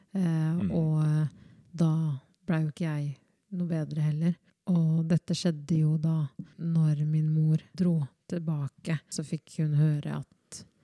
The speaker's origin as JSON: {"language": "Norwegian", "town": "Skien", "region": "Vestfold og Telemark", "country": "Norway", "tie": "born or raised there", "also_born_or_lived": "Democratic Republic of the Congo / Oslo", "said": "Og jeg kommer jo oppriktig fra Kongo. Eh, og der blei jeg født født og men er oppvokst i Norge"}